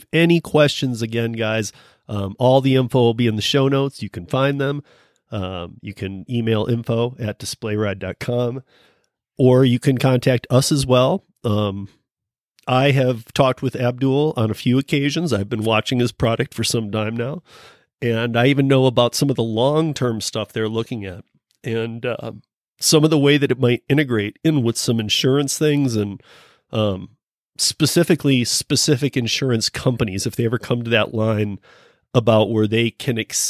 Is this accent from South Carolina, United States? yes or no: no; Michigan, United States; where I grew up in Michigan